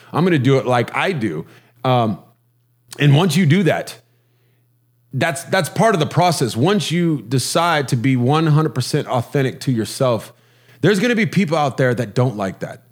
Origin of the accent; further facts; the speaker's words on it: Huntington Beach, California, United States; I'm from Huntington Beach, California, uh, which is kind of a surfer culture